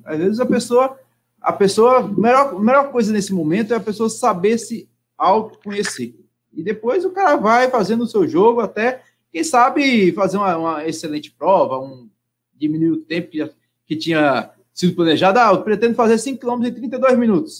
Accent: Minas Gerais, Brazil; Eu sou mineiro

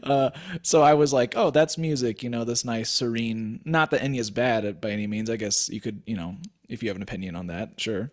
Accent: Wichita, Kansas, United States; moved away; also born or lived in Colorado; I grew up in Wichita, Kansas

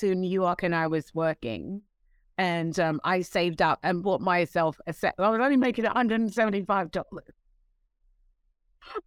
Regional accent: London, United Kingdom; moved away; I'm born and raised in London, England, and I have two Caribbean parents

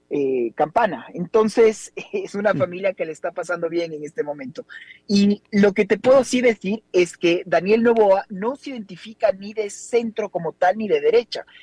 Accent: Ecuador; los ecuatorianos nunca estuvimos acostumbrados a este nivel de violencia

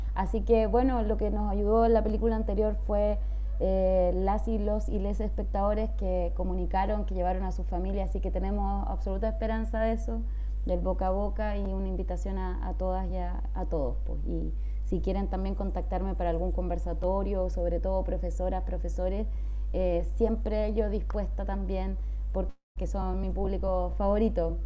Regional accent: Chile; como chilena y también como mapuche

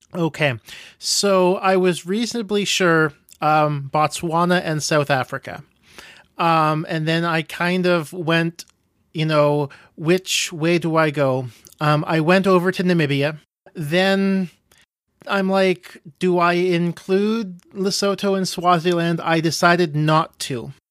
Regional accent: Canada; Being Canadian

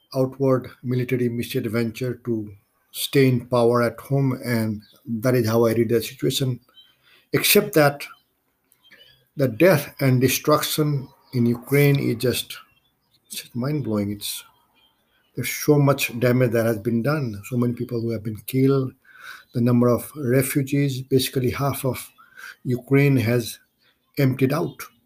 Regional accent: Kathmandu, Nepal; moved away as an adult; also born or lived in India; now in United States; my native country, Nepal, where I grew up, I was born in India. I grew up in Nepal. I went to high school in Kathmandu

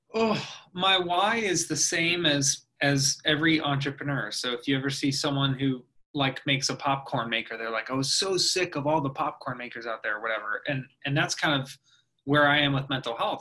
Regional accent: Oldsmar, Florida, United States; also born or lived in Orlando / Los Angeles; I grew up in Oldsmar

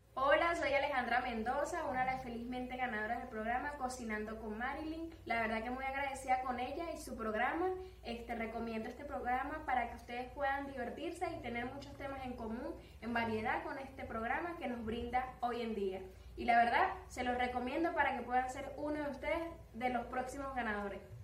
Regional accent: Venezuela

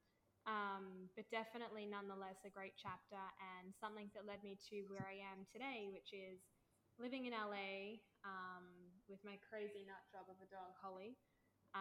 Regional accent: Melbourne, Victoria, Australia; moved away; born and bred in Oz, always been a creative

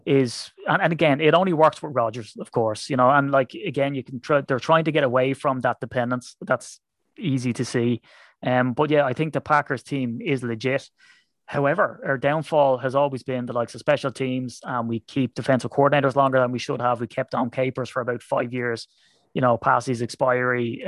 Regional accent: Ireland; I'm an Irishman

